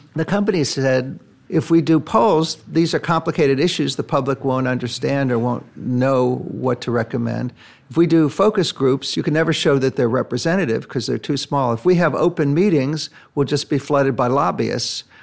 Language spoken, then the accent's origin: English; United States; I say that as an American